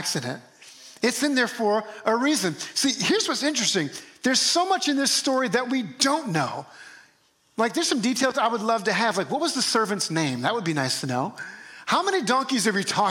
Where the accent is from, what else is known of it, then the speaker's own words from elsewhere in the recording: New Orleans, Louisiana, United States; moved away; my hometown of New Orleans where I grew up